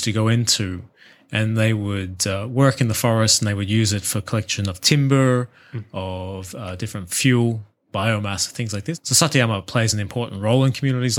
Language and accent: English; Australia; now in Japan; my home country of Australia